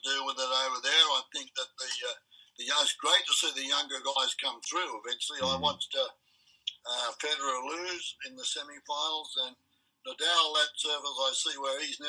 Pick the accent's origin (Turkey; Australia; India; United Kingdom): Australia; moved away as an adult; now in United States; I'm an Australian through and through